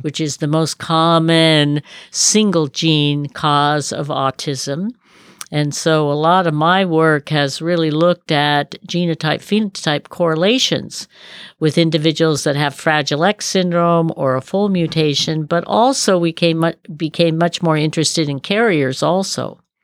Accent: Berkeley, California, United States; also born or lived in Colorado / Davis, California; I was raised in Berkeley

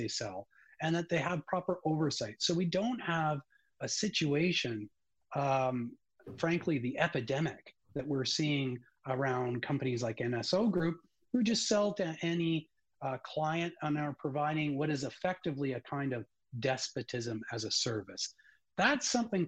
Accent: Canada; as a Canadian

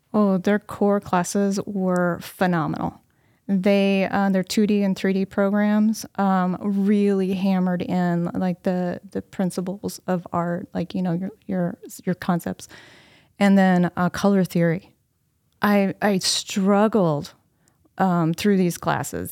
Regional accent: Anna, Illinois, United States; I have lived in Anna nearly my entire life

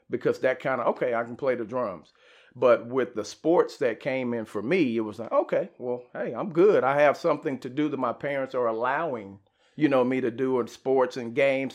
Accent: Garland, Texas, United States; Garland, growing up

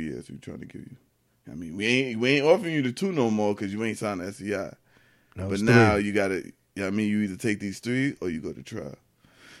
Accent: Yonkers, New York, United States; I'm from South Side of Yonkers. Feel me on Elliott

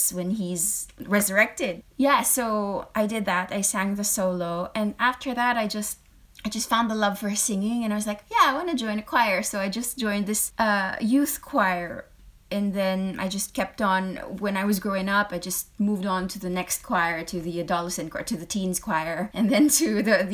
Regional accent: Philippines; moved away as an adult; also born or lived in United Kingdom / Hong Kong / France; I'm a Filipino, or a Filipina, or a Filipinx, if you want, in the States

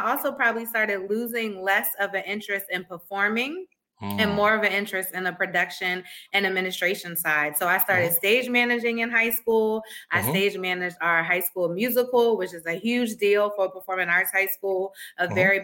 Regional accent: Philadelphia, Pennsylvania, United States; I'm originally from Philadelphia

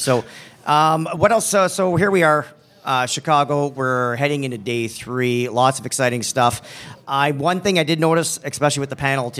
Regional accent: Sudbury, Ontario, Canada; now in near Toronto, Canada; I was raised in Northern Ontario, which is like Sudbury, Ontario, 4 hours north of Toronto.

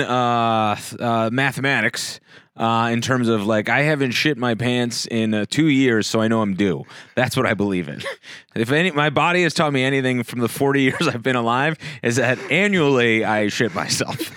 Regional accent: New Jersey, United States; I was born in Jersey

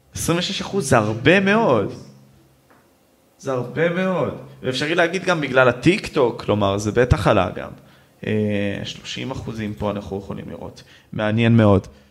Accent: Ashkelon, Southern District, Israel; אני מאשקלון

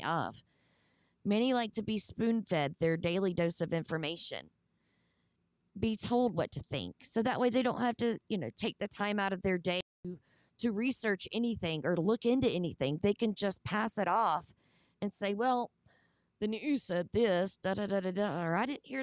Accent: the South, United States; accent: southern; My southern accent

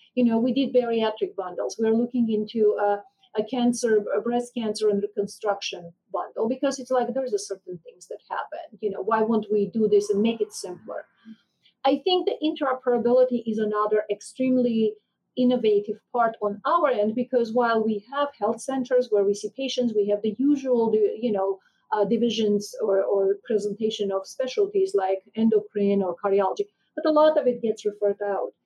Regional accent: Armenia; moved away as an adult; now in United States; I was born and raised in Armenia

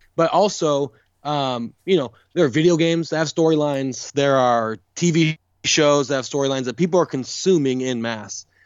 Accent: California, United States; now in Austin, United States; I'm from California

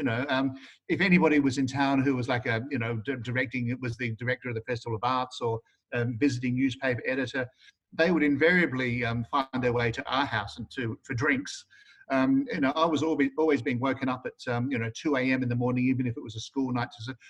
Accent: Adelaide, South Australia, Australia; South Australia in the 1970s was a very interesting period. I mean, I grew up there

